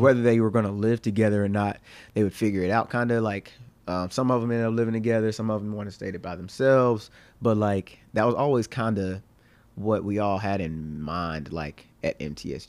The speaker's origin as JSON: {"language": "English", "town": "Dickson", "region": "Tennessee", "country": "United States", "said": "I'm from Dixon, Tennessee"}